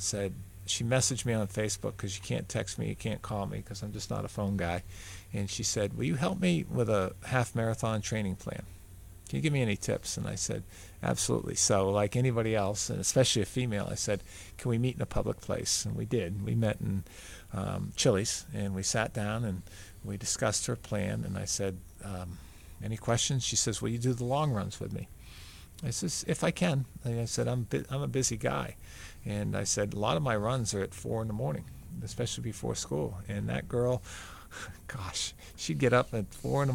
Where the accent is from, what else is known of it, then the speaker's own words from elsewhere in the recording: New Hampshire, United States; moved away; also born or lived in Florida; I love my home state, New Hampshire. I really do. That's where I'm from.